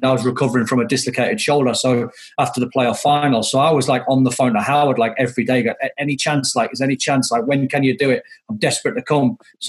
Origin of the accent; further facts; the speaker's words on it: Gateshead, North East England, United Kingdom; I was born in Gateshead, Newcastle fan